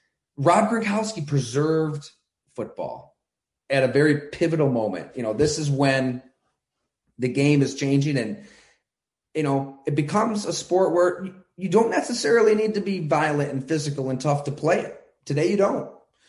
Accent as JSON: {"language": "English", "town": "Ellicottville", "region": "New York", "country": "United States", "tie": "born or raised there", "also_born_or_lived": "Bradford, Pennsylvania", "said": "I grew up in Western New York, played high school ball at Ellicottville"}